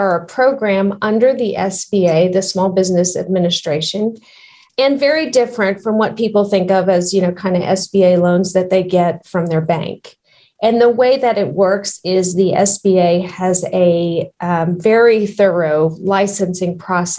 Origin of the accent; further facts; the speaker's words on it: Texas, United States; also born or lived in Houston; I am from Texas, have been in Houston for a little over 25 years now